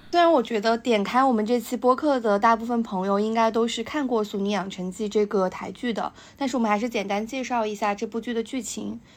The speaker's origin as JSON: {"language": "Chinese", "country": "China", "said": "可能我们大陆这边讲的七零后的一个故事"}